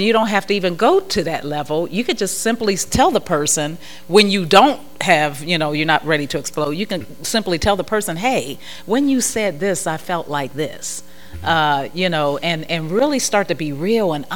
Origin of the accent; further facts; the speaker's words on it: Ohio, United States; I'm from Ohio, so that's cornfield